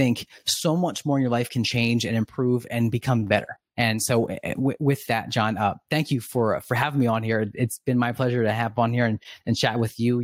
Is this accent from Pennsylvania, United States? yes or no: yes; Oxford, Pennsylvania, United States; also born or lived in West Chester, Pennsylvania; I grew up in Oxford. It's a southern Chester County area.